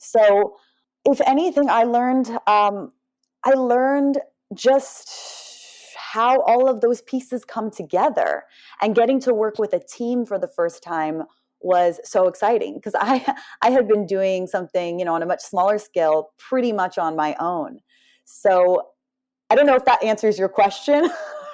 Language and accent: English; Southern California, United States; I grew up in Southern California